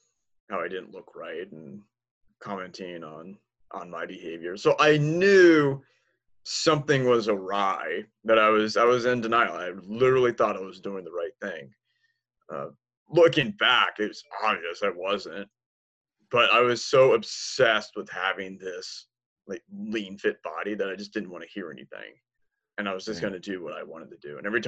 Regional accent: Washington, D.C. area, United States; also born or lived in Tampa, Florida; now in Texas, United States; I was born in Tampa, and my dad was a Marine, and he was stationed there. But I spent most of my childhood near Washington, D.C.

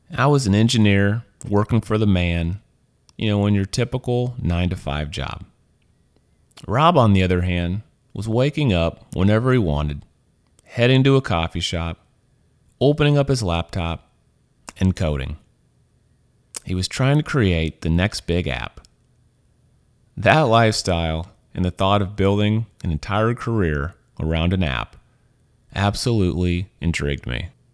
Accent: Missouri, United States; moved away as an adult; also born or lived in Louisiana; now in San Francisco, United States; I'm from Missouri. I was born there. I was raised there

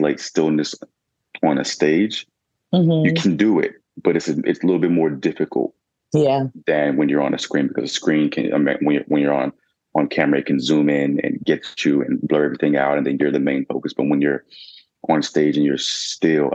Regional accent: Atlanta, Georgia, United States; I was born and raised in Atlanta

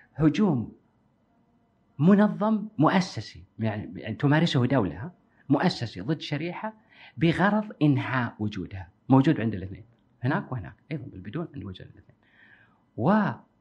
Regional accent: Kuwait; عندنا بالكويت

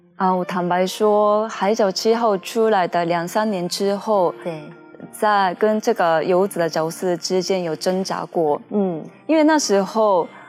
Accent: Japan; Chinese is a second language; moved away as an adult; now in Taiwan; 我是日本人，可是我会说中文的

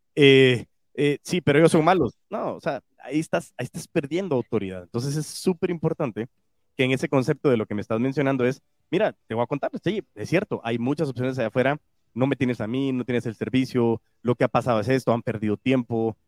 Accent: Guatemala; se me salen chapinadas porque lógico también amo mi país y amo Guatemala

